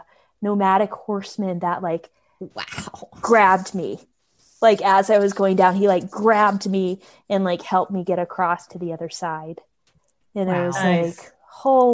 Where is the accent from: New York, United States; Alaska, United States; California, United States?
Alaska, United States; moved away; I'm from Alaska